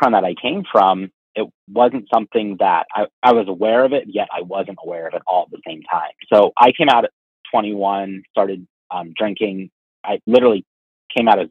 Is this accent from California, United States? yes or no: no; Erie, Pennsylvania, United States; Growing up in Erie, we're kind of a medium-sized